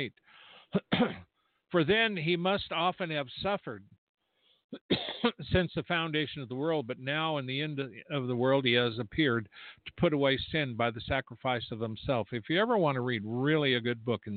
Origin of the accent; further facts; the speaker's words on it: United States; I'm an American